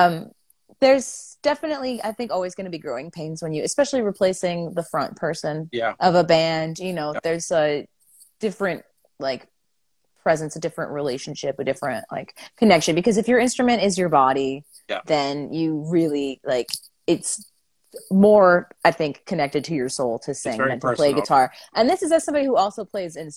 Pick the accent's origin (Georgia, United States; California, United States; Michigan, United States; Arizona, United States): Michigan, United States; now in Nashville, United States; I'm like, Michigan. I'm from Michigan.